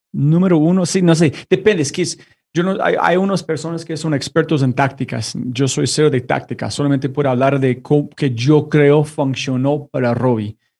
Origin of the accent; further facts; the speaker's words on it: United States; Spanish is a second language; now in La Ceja, Colombia; soy como una, un gringo viviendo en este momento en La Ceja, en Colombia